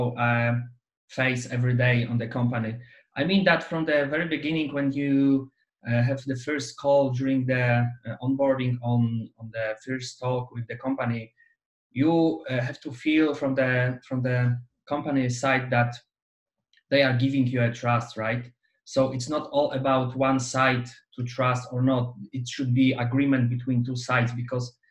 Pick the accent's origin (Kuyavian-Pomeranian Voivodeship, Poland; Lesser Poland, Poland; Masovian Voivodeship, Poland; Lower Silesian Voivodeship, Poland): Kuyavian-Pomeranian Voivodeship, Poland; Bydgoszcz; I'm from Bydgoszcz, so Poland based.